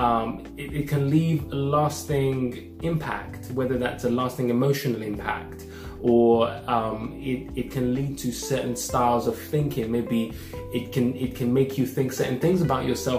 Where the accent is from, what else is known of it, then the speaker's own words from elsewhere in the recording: Nigeria; growing up as a Nigerian